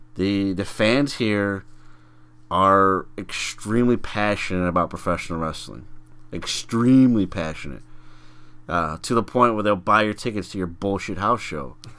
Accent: Chicago, Illinois, United States; we are from the Chicago area, so we we have Chicago pride

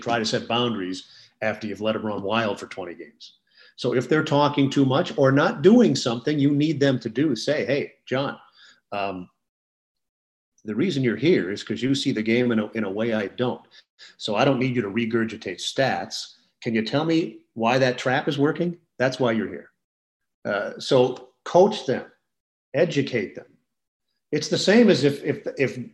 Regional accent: Minneapolis, Minnesota, United States; moved away as an adult; now in Indianapolis, United States; growing up in Minneapolis

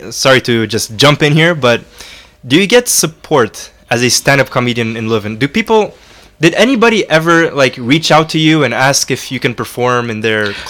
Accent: Romania; now in Belgium; I come from Romania and I'm used to temperatures like -15, -20, like every single year

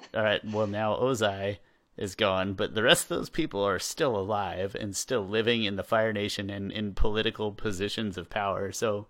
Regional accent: Southern Kansas, United States; I'm from Southern Kansas. Things are different down there.

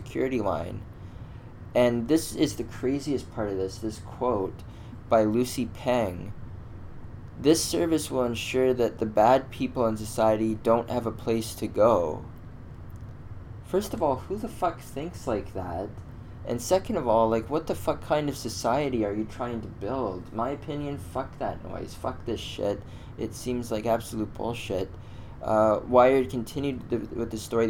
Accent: Canada; I'm a Canadian, I'm in Toronto

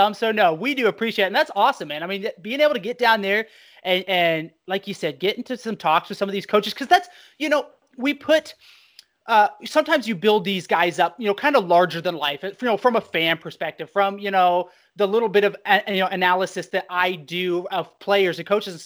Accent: Idaho, United States; I'm being from Idaho

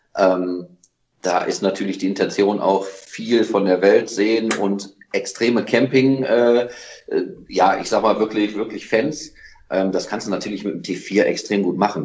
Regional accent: Solingen, North Rhine-Westphalia, Germany; wir kommen nun mal aus Solingen

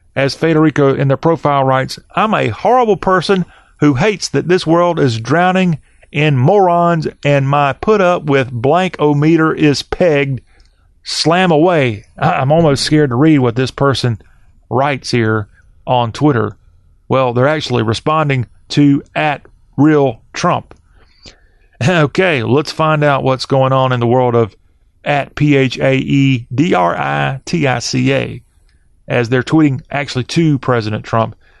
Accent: Orangeburg County, South Carolina, United States; I was from Orangeburg County, South Carolina

